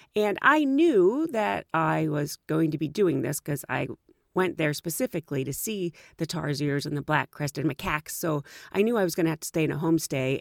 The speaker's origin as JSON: {"language": "English", "country": "United States", "said": "I was from the United States"}